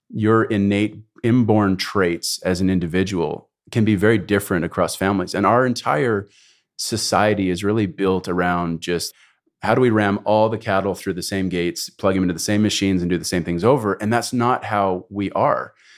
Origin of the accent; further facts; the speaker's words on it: Canada; moved away as an adult; also born or lived in United States; I was raised in Canada